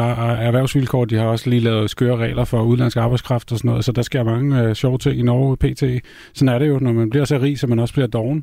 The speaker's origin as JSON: {"language": "Danish", "country": "Denmark", "also_born_or_lived": "Norway", "said": "Jeg er jo europæer, før jeg er dansker"}